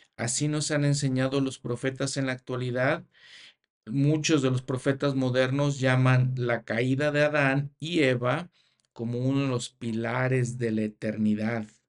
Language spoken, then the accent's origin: Spanish; Mexico; also born or lived in United States / Canada; en mi país, México